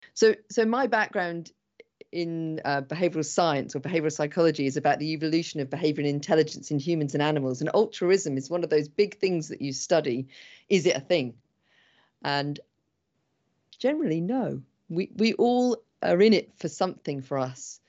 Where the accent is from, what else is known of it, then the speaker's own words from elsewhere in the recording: England, United Kingdom; I'm English